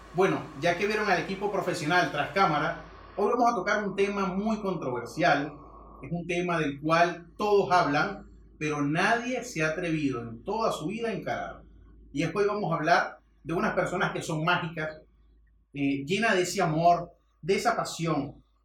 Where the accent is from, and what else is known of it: Venezuela